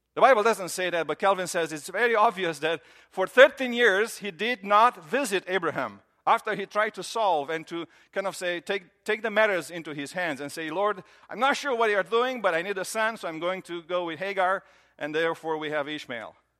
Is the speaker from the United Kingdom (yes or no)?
no; Romania; moved away as an adult; now in United States; I grew up in Romania